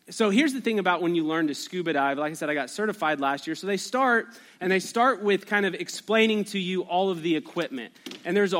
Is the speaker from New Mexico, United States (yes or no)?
yes; Albuquerque, New Mexico, United States; I grew up in Albuquerque, New Mexico